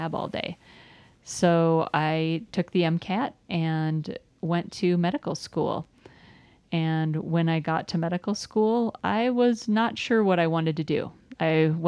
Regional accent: south of the Twin Cities, Minnesota, United States; now in Parker, United States; I grew up in Minnesota near the Twin Cities, just south of the Twin Cities

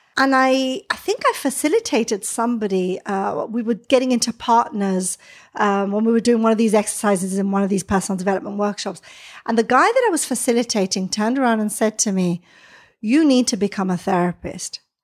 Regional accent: Gibraltar; moved away as an adult; also born or lived in Israel; now in London, United Kingdom; So I'm from Gibraltar, lived in Israel for three years. I came to live in London initially

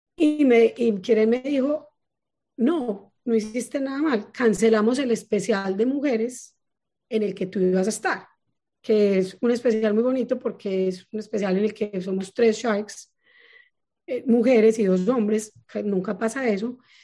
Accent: Paisa, Antioquia, Colombia; accent: paisa; soy muy paisa

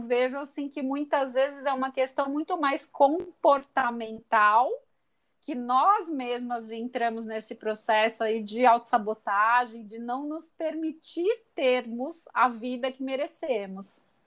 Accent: Santos, São Paulo, Brazil; eu sou santista de nascimento de coração

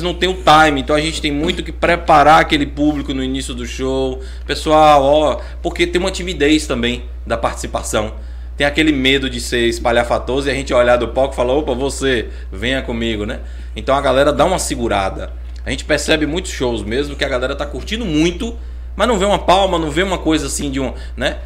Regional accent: Vitória da Conquista, Bahia, Brazil; moved away; Venho de Vitória da Conquista, eu sou ator

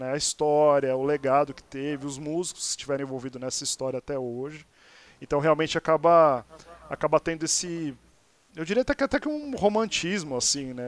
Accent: Santos, São Paulo, Brazil; moved away as an adult; now in São Paulo, Brazil; eu sou de Santos, mas moro em São Paulo já há 20 anos

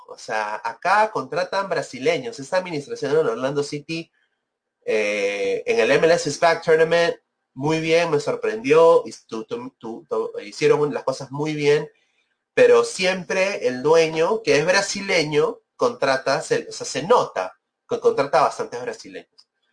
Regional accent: Peru; now in United States; soy peruano, quiero mi país

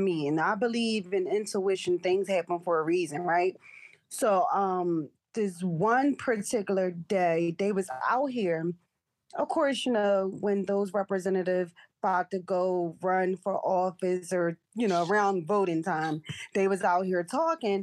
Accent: Philadelphia, Pennsylvania, United States; North Philly, again, I was raised there

